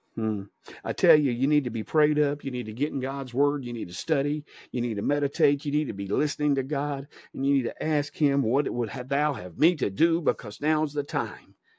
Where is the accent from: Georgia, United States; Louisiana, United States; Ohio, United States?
Georgia, United States; I'm from Georgia, eh, eh, you know, Uh, so, the state of Georgia, or the great state of Georgia